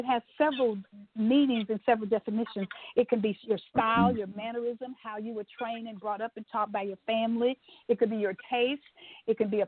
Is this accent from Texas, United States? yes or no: yes; Texas, United States; I grew up in Texas